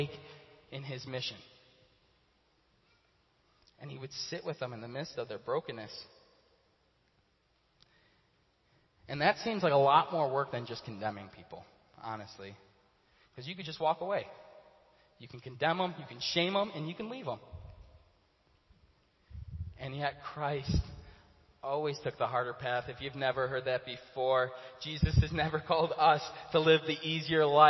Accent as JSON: {"language": "English", "town": "Chicago", "region": "Illinois", "country": "United States", "tie": "born or raised there", "said": "I grew up in Chicago my whole life, my whole childhood I was there"}